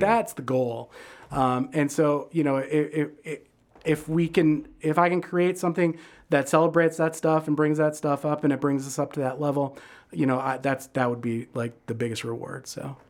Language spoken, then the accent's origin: English; Detroit, Michigan, United States; now in Chicago, United States; I grew up in Detroit